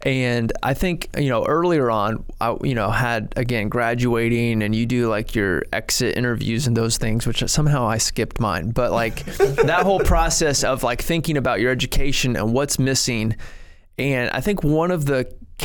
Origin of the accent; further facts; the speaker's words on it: Ohio, United States; moved away as an adult; also born or lived in Arkansas; I'm from Ohio